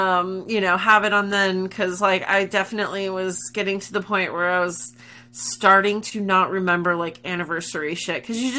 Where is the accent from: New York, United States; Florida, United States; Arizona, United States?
Arizona, United States; Phoenix; also born or lived in Massachusetts; now in Roanoke, United States; I grew up in Phoenix.